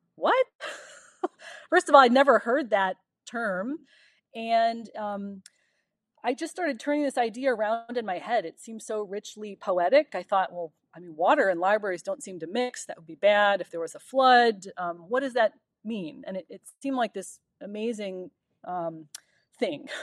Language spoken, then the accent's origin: English; Euclid, Ohio, United States; moved away; I'm from Cleveland, Ohio, from a, um, suburb just east of Cleveland called Euclid. And it was a ten-minute walk down my little suburban street to Lake Erie.